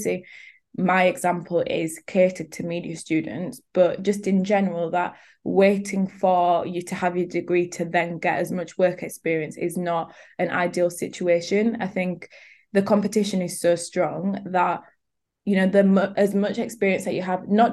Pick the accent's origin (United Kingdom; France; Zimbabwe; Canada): United Kingdom; Leeds, Yorkshire and the Humber; I'm from Leeds